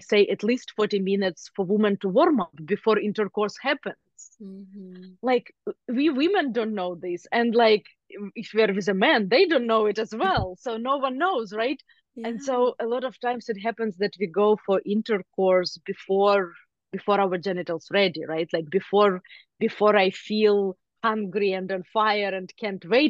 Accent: Ukraine; moved away; I grew up in Ukraine

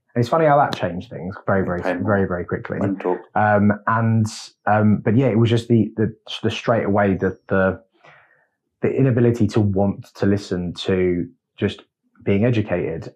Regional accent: London, United Kingdom; moved away as an adult; as a Londoner, native Londoner, coming up here

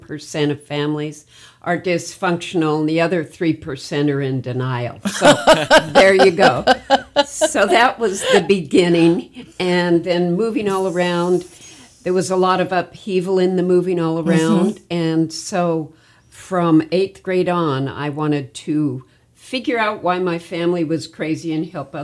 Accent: Utah, United States; also born or lived in Montana; now in Las Vegas, United States; I was born and raised in Utah, Montana, moved to Vegas, so I'm pretty familiar with moving.

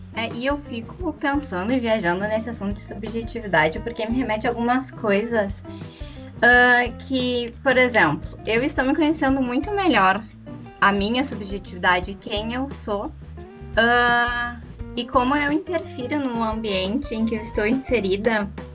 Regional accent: Porto Alegre, Rio Grande do Sul, Brazil; sou de Porto Alegre

